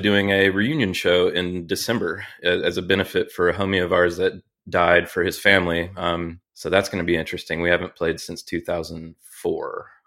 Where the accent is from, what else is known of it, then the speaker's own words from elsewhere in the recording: Charlotte, North Carolina, United States; I grew up in the great city of Charlotte, North Carolina